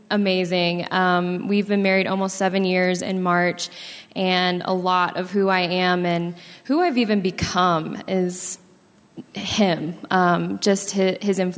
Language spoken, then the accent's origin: English; Sacramento, California, United States; I was actually born and raised in Sacramento, California.